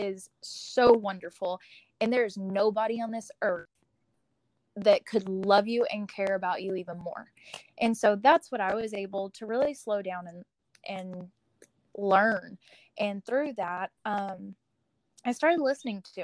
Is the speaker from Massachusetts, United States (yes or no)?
no; Texas, United States; moved away; I'm from Texas, but I kind of live wherever at this moment in time